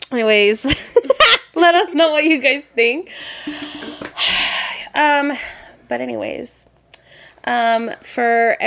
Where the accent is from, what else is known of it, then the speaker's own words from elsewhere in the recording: Las Vegas, Nevada, United States; I was born and raised here in Vegas